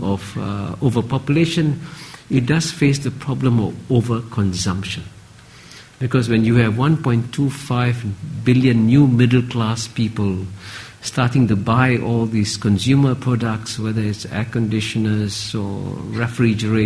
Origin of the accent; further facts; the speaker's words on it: Singapore; when I grew up in Singapore in the 1950s, our per capita income was the same as Ghana's, and I came from a poor family in a poor Singapore